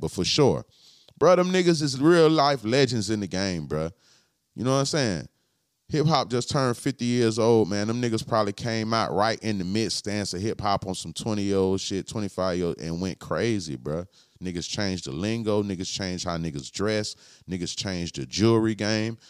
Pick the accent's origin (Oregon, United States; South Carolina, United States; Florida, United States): Florida, United States; Palm Beach; I'm from Palm Beach